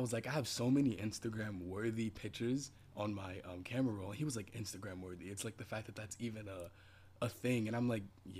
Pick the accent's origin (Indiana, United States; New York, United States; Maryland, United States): New York, United States; Well, I'm from New York, obviously.